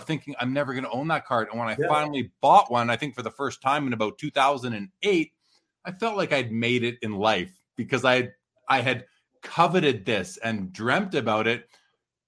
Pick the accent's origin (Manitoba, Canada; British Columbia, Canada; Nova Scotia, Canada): Manitoba, Canada; Winnipeg; I grew up in Winnipeg in Canada.